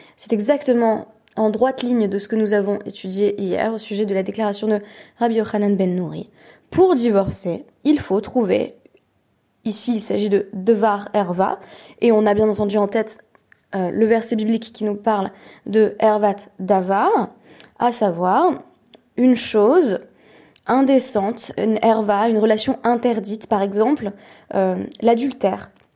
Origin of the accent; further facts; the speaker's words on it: Perpignan, Occitania, France; moved away; je suis sur le point de quitter Perpignan, ma ville natale